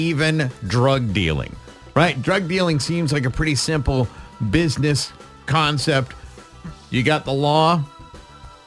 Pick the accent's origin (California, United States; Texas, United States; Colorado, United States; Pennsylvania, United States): California, United States; now in Oregon, United States; I grew up in California